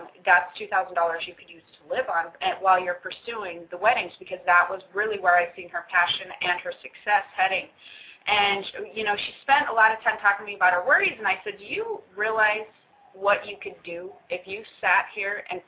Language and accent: English; Hawaii, United States; us Hawaiians